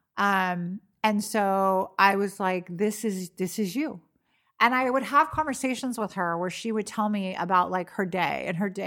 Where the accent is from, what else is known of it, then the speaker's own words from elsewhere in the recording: California, United States; moved away as an adult; I grew up in California